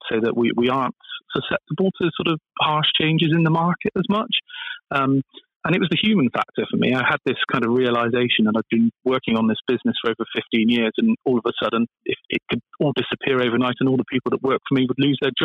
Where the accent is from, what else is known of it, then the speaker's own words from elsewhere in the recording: Bristol, South West England, United Kingdom; I'm from Bristol, and we've got a big aerospace industry here